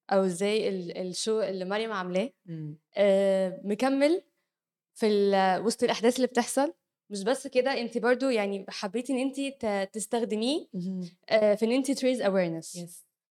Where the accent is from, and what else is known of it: Egypt